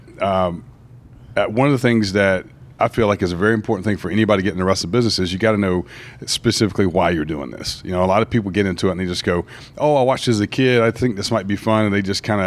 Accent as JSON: {"language": "English", "town": "Brunswick", "region": "Georgia", "country": "United States", "tie": "born or raised there", "said": "I grew up in Brunswick, Georgia, which is right on the Georgia-Florida line, just about an hour above Jacksonville, Florida."}